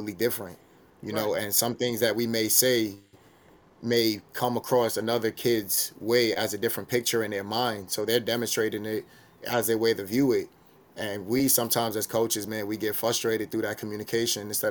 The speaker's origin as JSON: {"language": "English", "town": "New York City", "region": "New York", "country": "United States", "tie": "born or raised there", "said": "growing up in New York City, you know, everybody hooping, everybody playing ball"}